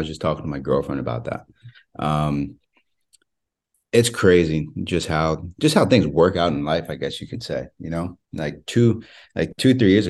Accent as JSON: {"language": "English", "region": "Maryland", "country": "United States", "tie": "born or raised there", "said": "Like, I grew up in right outside Baltimore."}